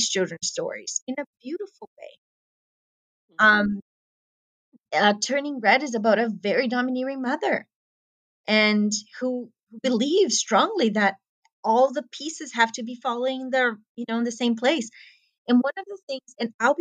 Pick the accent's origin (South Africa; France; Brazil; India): Brazil; I come from Brazil